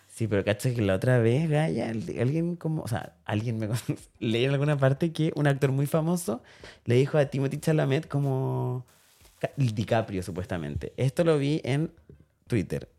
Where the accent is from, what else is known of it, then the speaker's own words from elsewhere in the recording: Chile; nosotros como chilenos